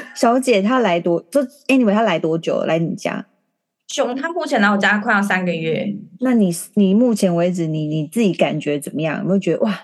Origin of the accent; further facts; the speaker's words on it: Taiwan; moved away as an adult; now in Hong Kong; 我是台湾人，然后先生是外国人